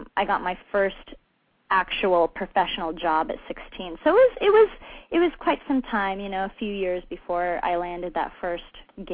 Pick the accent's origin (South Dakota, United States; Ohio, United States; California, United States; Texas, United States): California, United States; Los Angeles; born and raised in California, in Los Angeles, a true Valley girl.